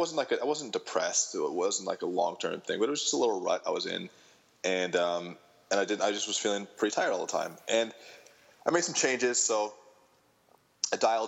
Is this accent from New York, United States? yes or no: no; Michigan, United States; I grew up in Michigan